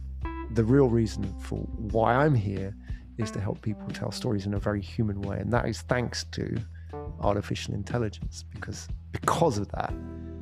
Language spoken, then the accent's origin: English; England, United Kingdom; moved away as an adult; also born or lived in London / Japan; now in Singapore; I was born in England